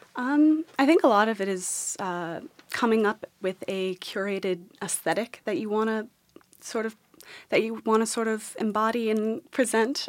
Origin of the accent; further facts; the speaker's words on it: New York City, New York, United States; I grew up in New York City